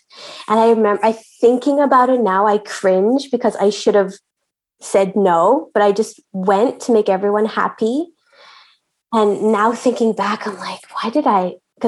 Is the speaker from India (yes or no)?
yes; India; I don't know if you can tell by my name, but I'm Indian.